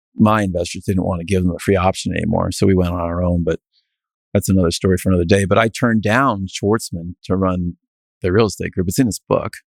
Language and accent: English; New England, United States; also born or lived in Chicago / Connecticut; I'm a New England kid, but I, I'm not from the South